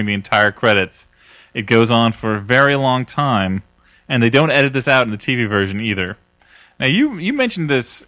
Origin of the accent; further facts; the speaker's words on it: United States; I am a American